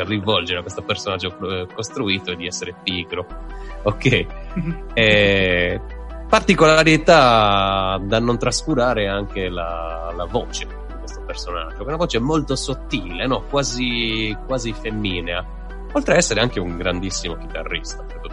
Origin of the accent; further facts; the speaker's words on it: Sardinia, Italy; da sardo non da italiano